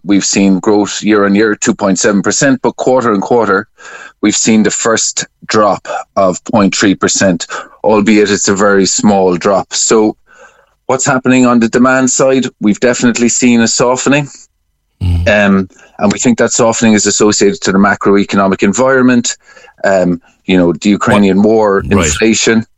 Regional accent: Cork, Munster, Ireland; I'm from Cork

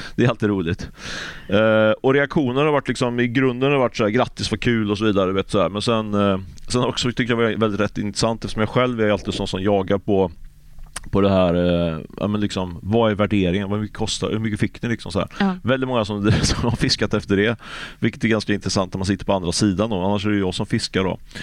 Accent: Ljungskile, Västra Götaland, Sweden; jag kommer från Ljungskile också

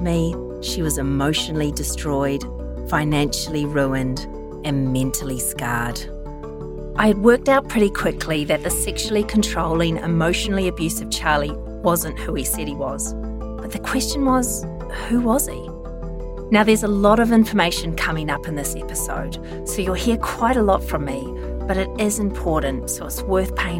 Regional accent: New Zealand; I'm a Kiwi

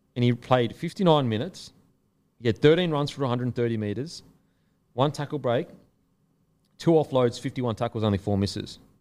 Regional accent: Gold Coast, Queensland, Australia; I'm from the Gold Coast

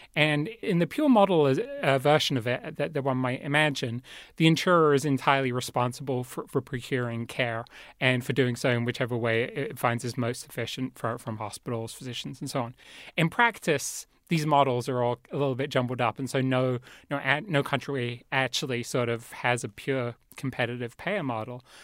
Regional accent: England, United Kingdom; moved away; I grew up in England

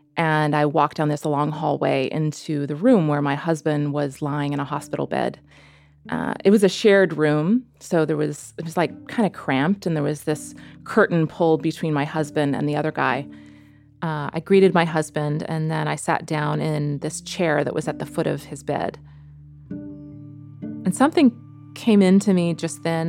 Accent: United States; moved away as an adult; also born or lived in New York City; now in Netherlands; I'm an American woman, and I live in Holland

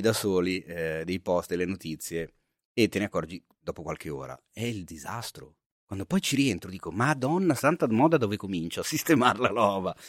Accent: Milan, Lombardy, Italy; nel mio quartiere, non bellissimo, nel quale sono cresciuto a Milano

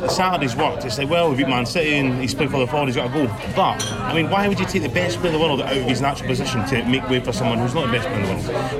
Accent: Scotland, United Kingdom; I'm a Scotsman

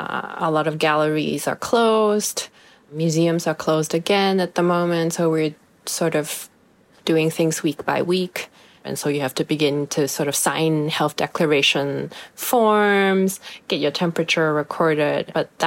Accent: Hong Kong; I'm from Hong Kong. I'm in Hong Kong right now.

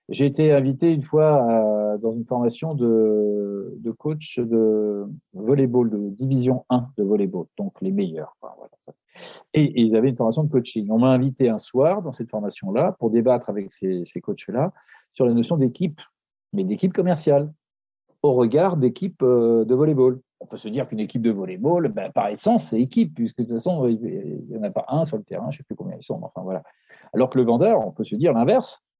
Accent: Paris, Île-de-France, France; je suis de Paris

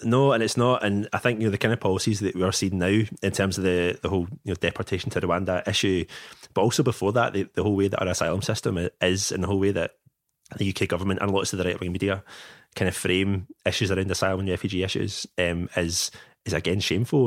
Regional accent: Bearsden, Scotland, United Kingdom; also born or lived in China; I grew up in Bear's Den, so I'm from a, a solidly middle class background

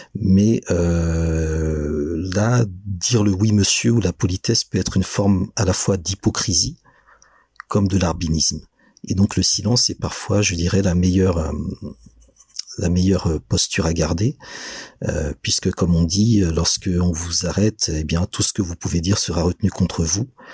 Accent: Benin; je suis né au Bénin, j'ai grandi au Bénin

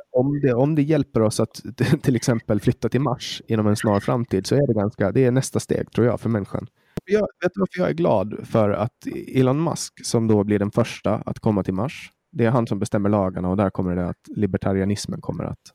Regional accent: Åland Islands; jag är jätteglad att jag är född på Åland

